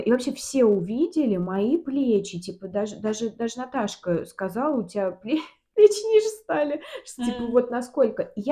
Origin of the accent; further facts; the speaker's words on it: Volga region, Russia; но я волжанка еще. Я волжанка. Мы, ну я... да